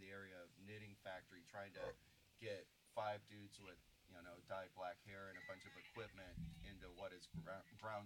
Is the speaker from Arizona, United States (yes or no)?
no; Houston, Texas, United States; my hometown, Houston